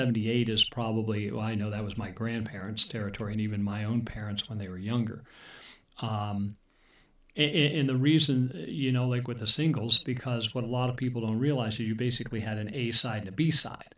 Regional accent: Erie, Pennsylvania, United States; I grew up in Erie, Pennsylvania

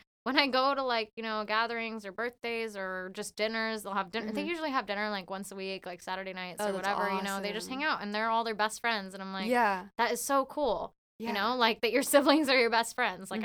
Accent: Gilroy, California, United States; I grew up in Gilroy, like 15 minutes from Morgan Hill

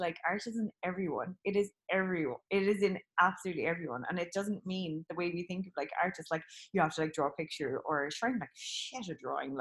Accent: Cork, Munster, Ireland; moved away; also born or lived in Kerry / England; born in Cork, in a terraced house, in Friars Walk, born and bred

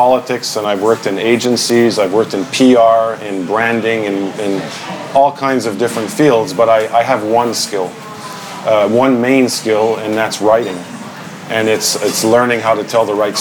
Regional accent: Ottawa, Ontario, Canada; born or raised there; moved away as an adult; now in Montreal, Canada

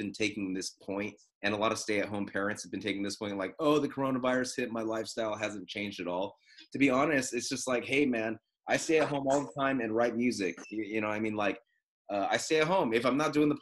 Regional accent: United States; as an American

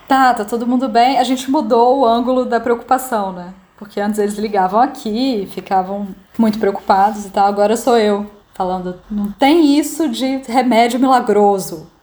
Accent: Brasília, Federal District, Brazil; moved away as an adult; now in Milan, Italy; eu sou de Brasília e moro na Itália desde novembro do ano passado

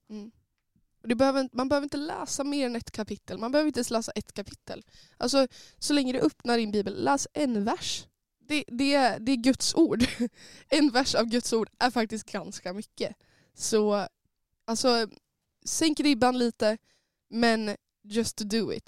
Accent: Sundsvall, Västernorrland County, Sweden; jag kommer från Sundsvall, jag har Norrland i mitt hjärta

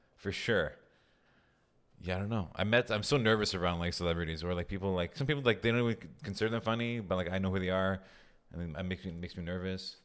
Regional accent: Montreal, Quebec, Canada; moved away as an adult; now in Toronto, Canada; I'm from Montreal.

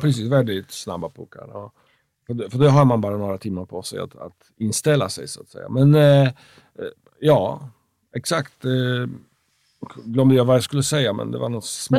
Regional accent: Poland; Swedish is a second language; moved away as an adult; now in Sweden; jag är uppväxt i, i, i Polen som är katolsk

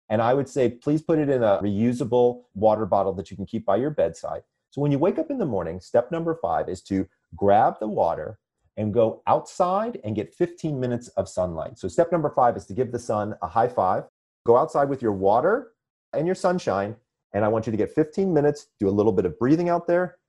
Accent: Atlanta, Georgia, United States; born or raised there; moved away as an adult; also born or lived in Sandy Springs, Georgia / upstate New York; now in Manhattan Beach, United States

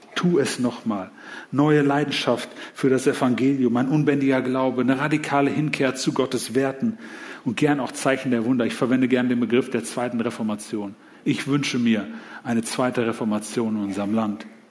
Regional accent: Germany; als Deutsche

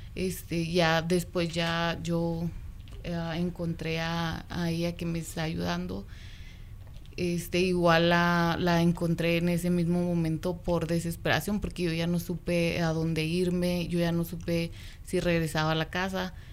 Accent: Mexico City, Mexico; moved away as an adult; now in Sparks, United States; Yo soy de México

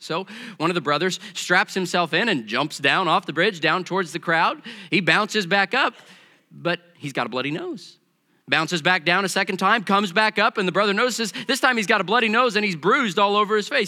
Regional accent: Missouri, United States; also born or lived in Kentucky; I grew up back in Missouri

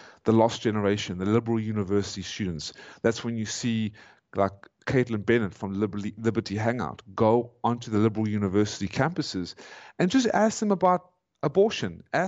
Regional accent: South Africa; moved away as an adult; now in United States; I am a South African

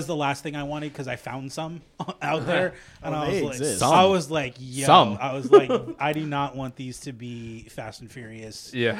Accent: West Coast, United States; Obviously, like I said, I grew up on the West Coast.

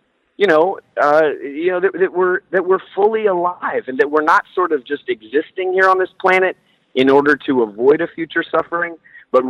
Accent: Houston, Texas, United States; who I grew up here in Houston

